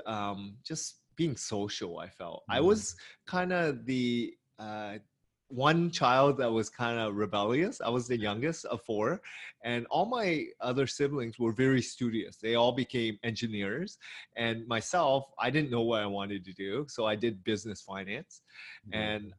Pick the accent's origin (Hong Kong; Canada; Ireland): Canada; Hamilton, Ontario; I grew up in Hamilton, which is an hour away from Toronto